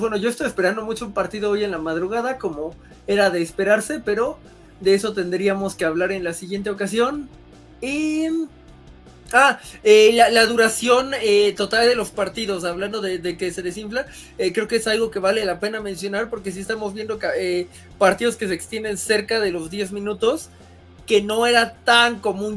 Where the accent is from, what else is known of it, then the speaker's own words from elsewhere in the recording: Mexico; como mexicanos